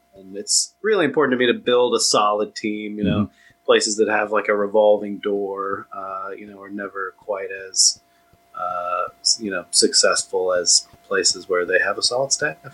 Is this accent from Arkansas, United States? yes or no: no; Austin, Texas, United States; also born or lived in Southern California / Tallahassee, Florida / New York City; I grew up in Austin. I was born in Southern California